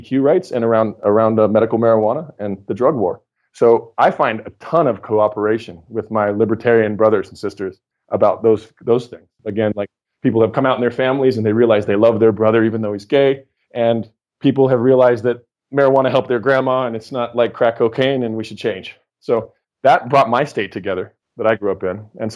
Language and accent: English; Oregon, United States; I grew up in Red State, Oregon. So I come from Militiaville